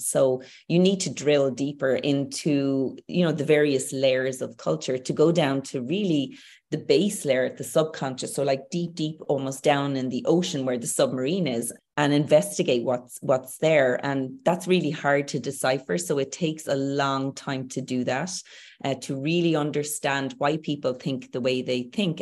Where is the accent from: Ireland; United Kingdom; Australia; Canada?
Ireland; Tipperary, Munster; moved away as an adult; also born or lived in Dublin; now in Galway, Ireland; I'm Irish. I'm Irish. So growing up in Ireland, I grew up with certain norms, values, beliefs.